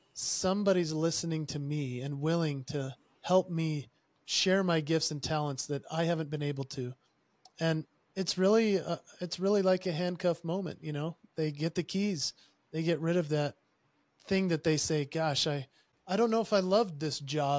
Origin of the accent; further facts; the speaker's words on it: Utah, United States; I am from Utah, and Utah obviously has a predominant culture of the members that are of the Church of Jesus Christ of Latter-day Saints. And they're commonly known as Mormons. I grew up in that culture.